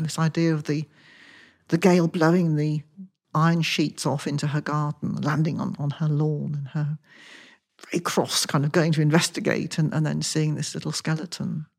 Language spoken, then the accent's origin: English; Wilton, South West England, United Kingdom; moved away as an adult; also born or lived in London; I grew up in Wilson, just outside Salisbury